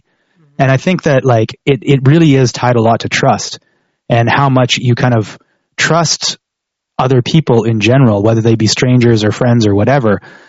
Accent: Canada; Whereas opposed to like someplace like where I grew up in Canada

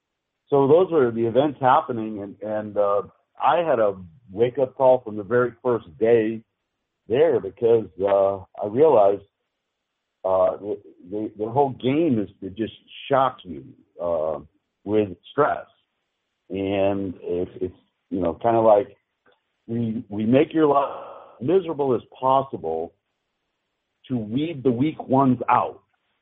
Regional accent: Massachusetts, United States; I grew up in Western Massachusetts, right outside of Springfield.

